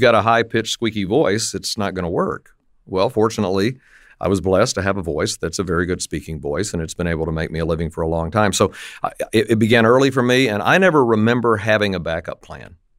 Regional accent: Lubbock, Texas, United States; I grew up in West Texas, Lubbock, Texas, and it was kinda up on the high plains

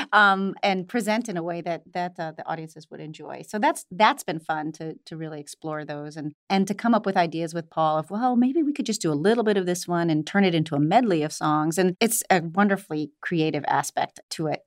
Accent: Ohio, United States; moved away as an adult; also born or lived in New York; I was born and raised in Ohio

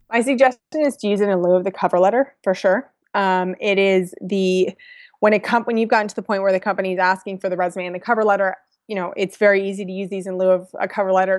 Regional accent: San Francisco, California, United States; also born or lived in Virginia; I'm from San Francisco

